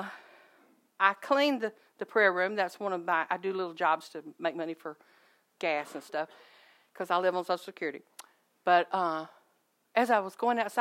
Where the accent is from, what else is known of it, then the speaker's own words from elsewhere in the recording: Alabama, United States; I'm from Alabama